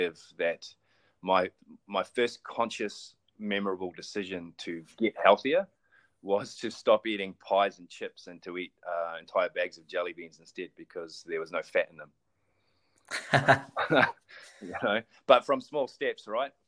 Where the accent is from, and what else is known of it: New Zealand